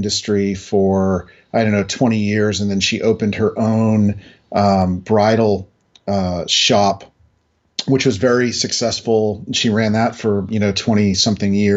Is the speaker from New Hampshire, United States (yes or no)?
yes; New Hampshire, United States; moved away; also born or lived in New Jersey / Boston; I was actually born in New Jersey, grew up in New Hampshire, built my career in Boston